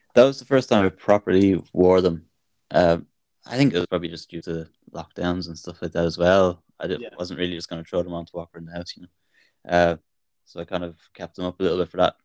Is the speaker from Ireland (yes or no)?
yes; Ireland; being Irish